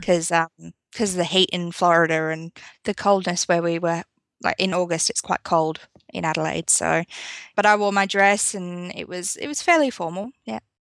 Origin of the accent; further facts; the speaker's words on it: United Kingdom; now in South Australia, Australia; I'm actually originally from the U K. I'm not from Australia